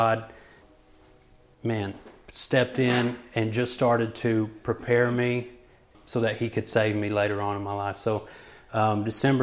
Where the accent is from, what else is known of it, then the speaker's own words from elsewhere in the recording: Joshua, Texas, United States; I hail from Joshua, Texas. I was raised there all my life.